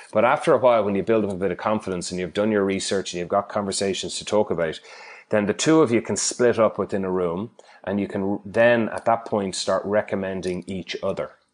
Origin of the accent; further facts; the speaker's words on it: Ireland; accent: Irish; moved away as an adult; now in Perth, Australia; I'm Irish from my accent